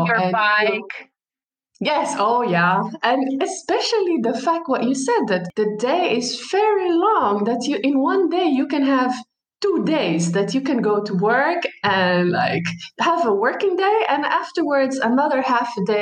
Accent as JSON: {"language": "English", "country": "Palestine", "also_born_or_lived": "United States", "moved": "as an adult", "lives_now": "Netherlands", "said": "I am from Palestine. And I have been living in the Netherlands uh, more than five years now. And I end up living here because my husband is Dutch."}